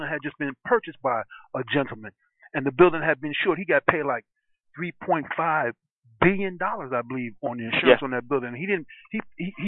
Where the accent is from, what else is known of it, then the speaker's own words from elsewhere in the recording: New York, United States; I was raised in New York.